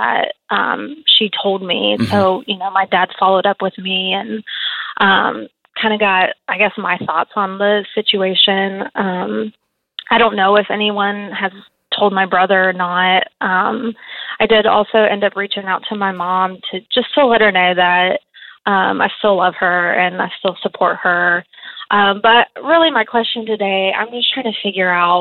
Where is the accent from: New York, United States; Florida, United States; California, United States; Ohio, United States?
Ohio, United States; now in Nashville, United States; I'm originally from Ohio, so I came down here to get away from the snow